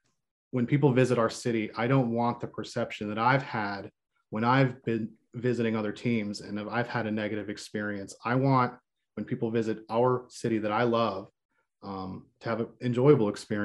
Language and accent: English; Texas, United States; also born or lived in Palestine / San Antonio / Dallas; I'm an Army brat. So I'm everywhere. I grew up most of my life, I grew up in Texas.